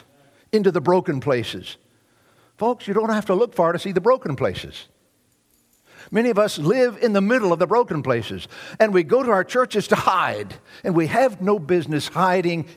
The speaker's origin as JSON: {"language": "English", "region": "Deep South", "country": "United States", "tie": "born or raised there", "said": "the years that I grew up in the Deep South"}